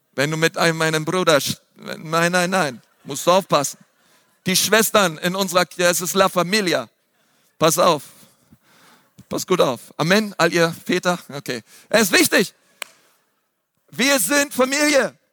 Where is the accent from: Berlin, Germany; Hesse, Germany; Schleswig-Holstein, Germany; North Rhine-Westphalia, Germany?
Berlin, Germany; ich bin in Berlin aufgewachsen